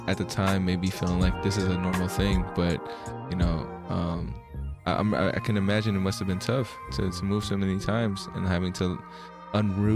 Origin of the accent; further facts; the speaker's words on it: United States; also born or lived in Philippines; I was born in the Philippines, came out to America when I was about 4.